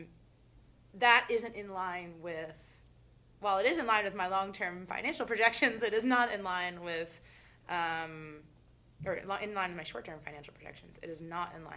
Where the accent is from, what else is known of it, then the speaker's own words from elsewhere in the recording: Brevard, North Carolina, United States; also born or lived in Boone, North Carolina; now in Asheville, United States; I'm from Brevard.